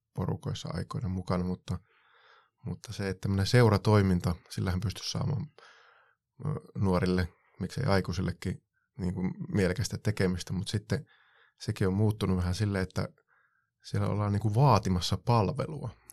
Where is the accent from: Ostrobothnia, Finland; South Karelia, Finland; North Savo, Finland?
North Savo, Finland; Varkaus; silloin omassa lapsuudessa, nuoruudessa tuolla varkaudessa Savossa